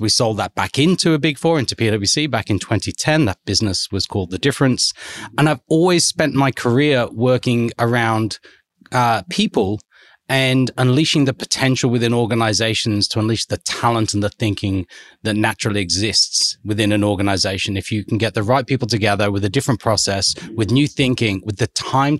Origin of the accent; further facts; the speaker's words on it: Liverpool, North West England, United Kingdom; moved away as an adult; now in Australia; So as you can tell from the accent, so I'm English, been in Australia for close to 20 years now.